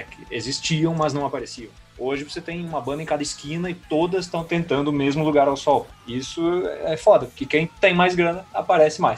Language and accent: Portuguese; Rio Grande do Sul, Brazil; now in Belo Horizonte, Brazil; eu saí do Rio Grande do Sul em 2002, vim para Belo Horizonte para montar banda com um cara daqui e tal